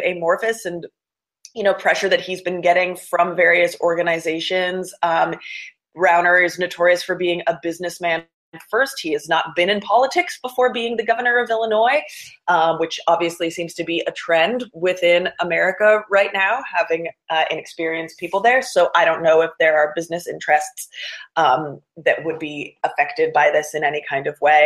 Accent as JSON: {"language": "English", "country": "Canada", "moved": "as an adult", "lives_now": "United States", "said": "I'm actually Canadian, and we've got very different laws up there"}